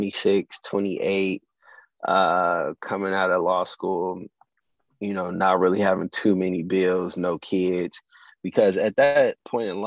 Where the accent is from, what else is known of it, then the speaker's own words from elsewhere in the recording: Chicago, Illinois, United States; also born or lived in Rantoul, Illinois / Champaign, Illinois; I moved back to Chicago, where I'm from, my hometown, Southside.